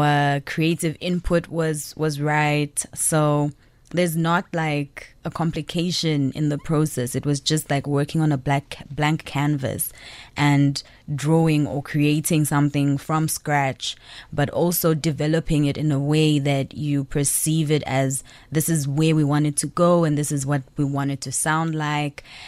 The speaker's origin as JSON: {"language": "English", "country": "Zambia", "moved": "yes", "lives_now": "South Africa", "said": "I'm originally from Zambia, but I'm based in South Africa"}